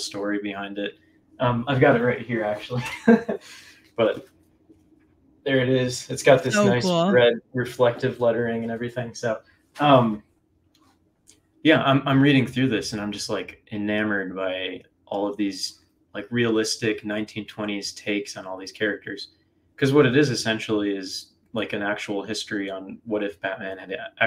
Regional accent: Chicago, Illinois, United States; moved away as an adult; now in Ohio, United States; I'm from Chicago originally, but I just moved to Ohio the start of this year

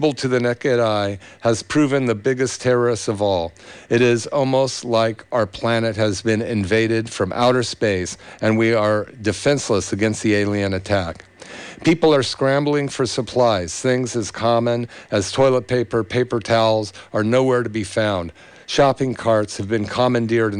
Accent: Berkeley, California, United States; in the 60s where I grew up in Berkeley

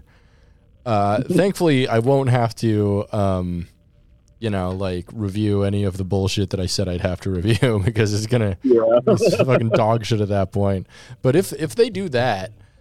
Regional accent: Alaska, United States; I was born in Alaska

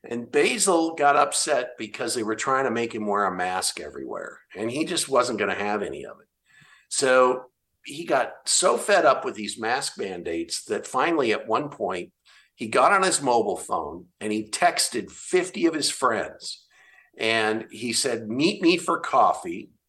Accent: Olympia, Washington, United States; my home state of Washington

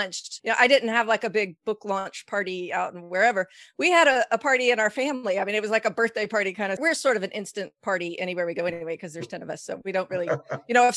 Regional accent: Texas, United States; moved away as an adult; we just moved back to Texas, which is my home state

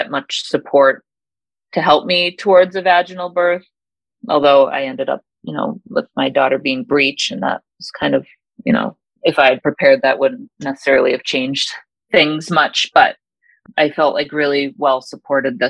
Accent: Massachusetts, United States; now in Michigan, United States; I live in Michigan, but I'm originally from Massachusetts

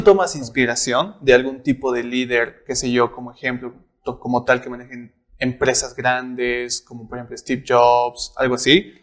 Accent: Bolivia; nosotros como bolivianos

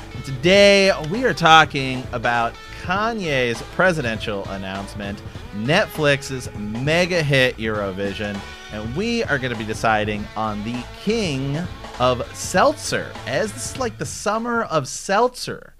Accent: Ohio, United States; now in Portland, United States; I'm from Ohio

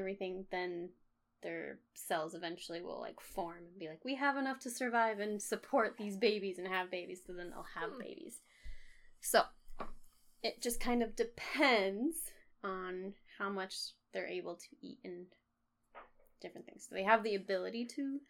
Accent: United States; I'm very American

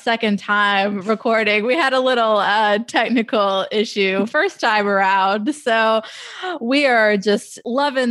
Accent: New Orleans, Louisiana, United States; I grew up going to the Superdome

